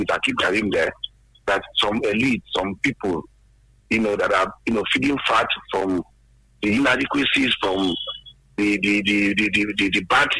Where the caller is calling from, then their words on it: Abeokuta, Ogun State, Nigeria; is calling from the People's Parliament in Lemay in Abeokuta here.